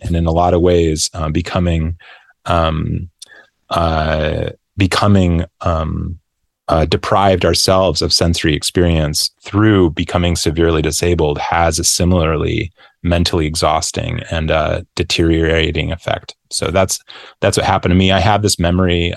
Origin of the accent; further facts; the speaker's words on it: Grand Rapids, Michigan, United States; moved away; I moved back to, uh, um, my hometown or my home, yeah, my hometown of Grand Rapids